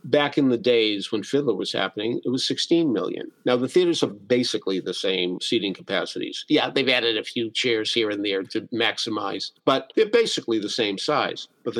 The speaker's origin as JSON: {"language": "English", "town": "Boston", "region": "Massachusetts", "country": "United States", "said": "I'm from Boston"}